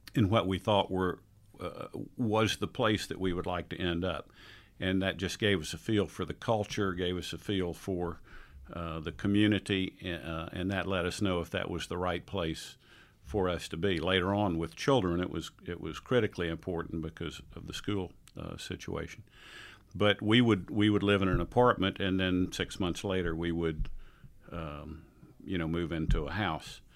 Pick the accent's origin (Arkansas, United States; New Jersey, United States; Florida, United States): Florida, United States; Tampa; moved away as an adult; also born or lived in New Orleans / Atlanta; I was raised in Tampa, Florida